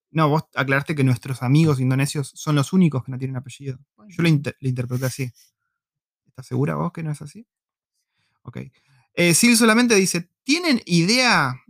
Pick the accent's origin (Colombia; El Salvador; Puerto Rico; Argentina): Argentina; en Argentina no tenemos tanta inmigración de esos lugares.